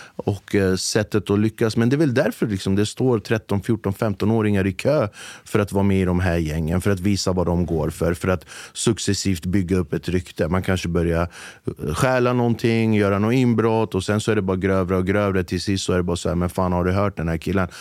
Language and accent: Swedish; Flemingsberg, Stockholm County, Sweden; jag är från Flemingsberg